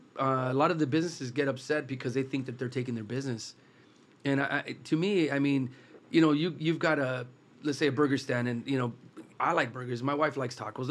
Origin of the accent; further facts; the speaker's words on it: Los Angeles, California, United States; Growing up in East LA, there was only one taco truck when I was a kid